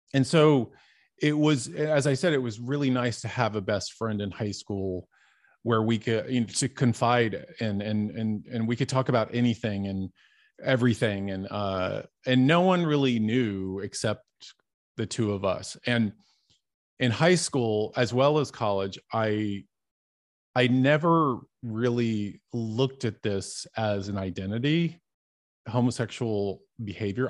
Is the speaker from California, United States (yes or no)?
no; Dallas, Texas, United States; moved away; also born or lived in Hollywood; I grew up in Dallas, Texas, and I was the youngest of eight kids.